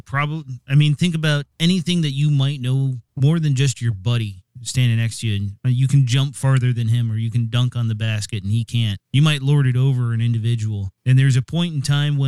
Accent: East Coast, United States; now in Seattle, United States; I grew up on the East Coast

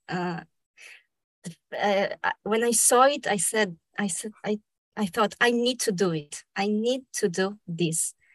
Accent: Brazil; first language Spanish; English is a second language; also born or lived in Argentina; I was born in Argentina but I was raised in Brazil. I moved there when I was a little baby.

